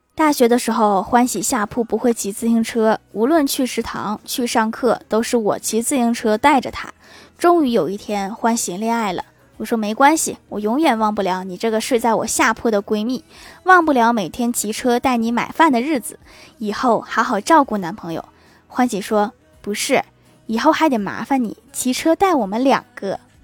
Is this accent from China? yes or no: yes; Northeast China, China; 我们东北人